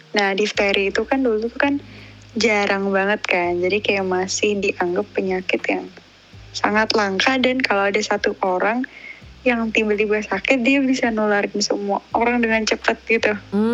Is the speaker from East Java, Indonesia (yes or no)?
yes; Malang, East Java, Indonesia; accent: medok; aku kan Jawa Timur